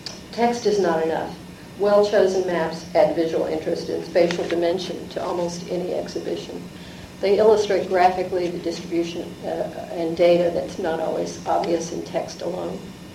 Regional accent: New York, United States; But I'm a New Yorker

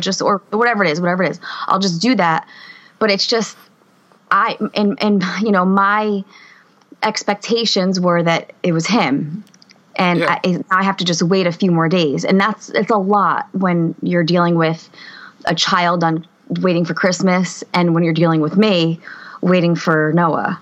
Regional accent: Harrison, New Jersey, United States; I'm from Harrison, New Jersey

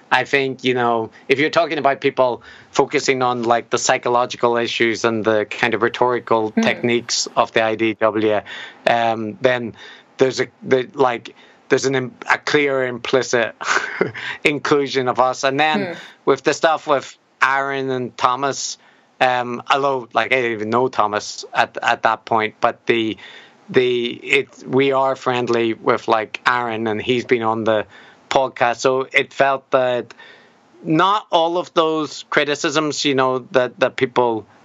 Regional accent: Ireland; plus I'm Irish, so I get uh, you know the, there's there's like a degree of charity that the Irish people get throughout their their lives just because of being Irish that.

